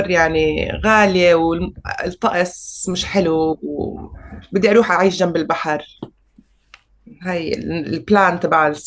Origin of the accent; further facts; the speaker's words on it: Syria; also born or lived in Senegal; الشام مش حلوه وسوريا مش حلوه بتجنن انا انولدت وعشت وبحبها واهلي يعني هربوا على الشام بس انا دمي فلسطيني